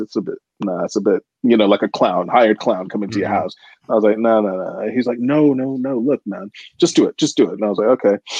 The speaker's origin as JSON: {"language": "English", "country": "United States", "moved": "yes", "said": "I'm American"}